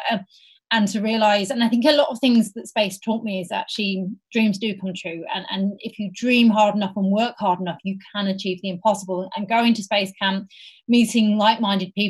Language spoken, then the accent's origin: English; Hull, Yorkshire and the Humber, United Kingdom; also born or lived in Wales; now in London, United Kingdom; I was born in Wales, and then I actually grew up in near a place called Hull, which is in the northeast of England